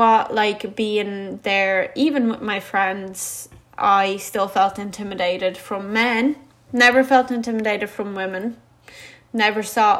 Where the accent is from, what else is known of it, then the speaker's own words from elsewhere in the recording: Latvia; now in Ireland; And I was like, well, I'm actually Latvian.